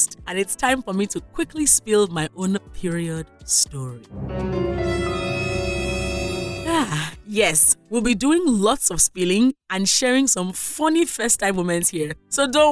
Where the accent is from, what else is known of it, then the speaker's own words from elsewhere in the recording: Nigeria; as a Nigerian child